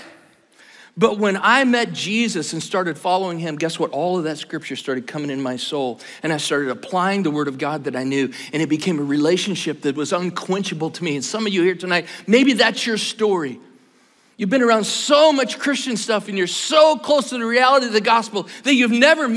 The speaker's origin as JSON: {"language": "English", "region": "Iowa", "country": "United States", "said": "I'm from Iowa"}